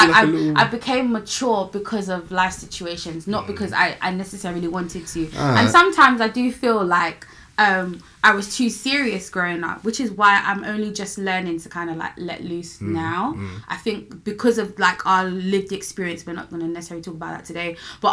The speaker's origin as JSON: {"language": "English", "country": "Nigeria", "said": "as a Nigerian"}